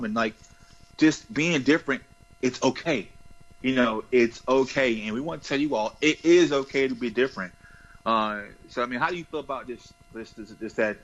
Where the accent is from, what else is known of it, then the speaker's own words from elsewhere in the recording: the South, United States; I'm from the South and my pronunciation is not the best